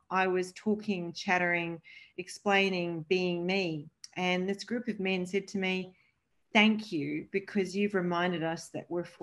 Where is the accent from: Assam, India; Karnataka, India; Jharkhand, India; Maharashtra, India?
Maharashtra, India; Mumbai; born there; I'm Maltese Italian of heritage. I was born in Mumbai, India, and my dad used to work with Mother Teresa.